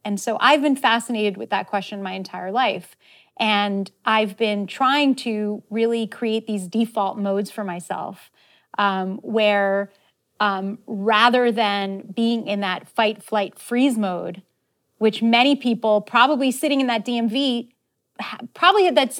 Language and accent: English; Israel; And I love Judaism, you know, growing up in Israel, of course, like you kind of are either Jewish or you're not Jewish.